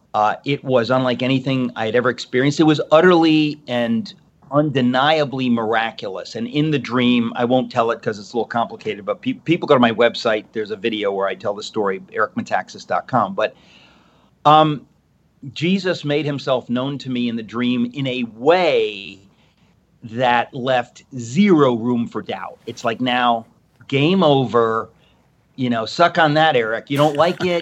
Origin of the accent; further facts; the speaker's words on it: Danbury, Connecticut, United States; I was raised in this house. Uh, this is where I am. I'm in Connecticut, Danbury, Connecticut